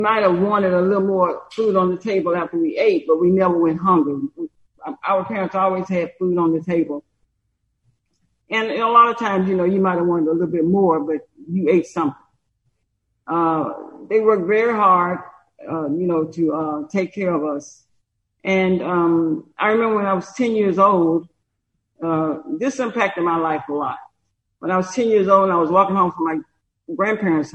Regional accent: Brewton, Alabama, United States; moved away as an adult; I was born and raised here in Brewton, and so is my husband.

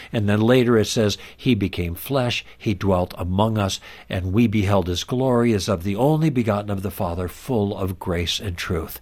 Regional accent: Midwest, United States; born or raised there; moved away as an adult; also born or lived in Los Angeles

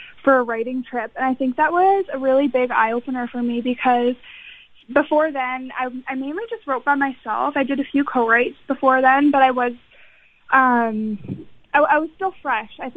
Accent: Winnipeg, Manitoba, Canada; I did a lot of musical theater in my hometown of Winnipeg

